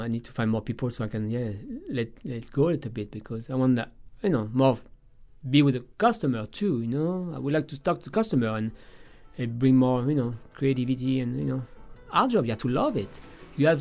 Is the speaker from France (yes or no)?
yes; France; moved away as an adult; now in New Orleans, United States